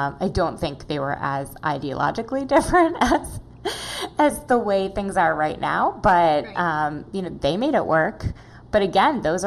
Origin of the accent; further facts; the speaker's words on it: Minneapolis, Minnesota, United States; moved away; I am from Minneapolis originally